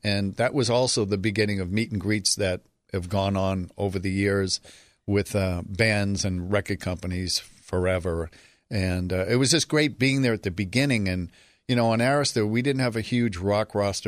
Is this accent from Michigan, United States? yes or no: no; Boston, Massachusetts, United States; I'm from Boston, Dorchester, to be specific. Really an unusual place to grow up